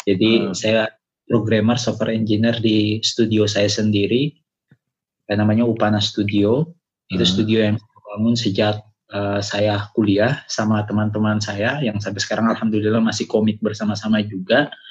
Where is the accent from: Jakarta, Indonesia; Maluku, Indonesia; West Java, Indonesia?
Maluku, Indonesia; Ambon; moved away as an adult; now in Makassar, Indonesia; karena sekarang sekarang kan saya stay-nya di Makassar tapi saya itu sebenarnya bukan asli Makassar, saya tulen dari Ambon Maluku.